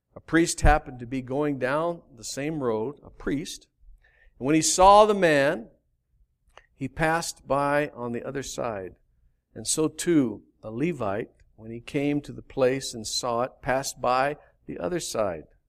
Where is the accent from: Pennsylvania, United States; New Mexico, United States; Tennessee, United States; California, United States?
New Mexico, United States; Albuquerque; I grew up in Albuquerque in the valley.